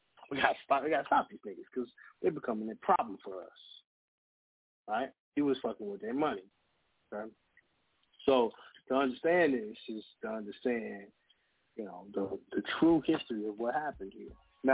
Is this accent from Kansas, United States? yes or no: yes; Kansas, United States; I'm from Kansas. Kansas is a free state.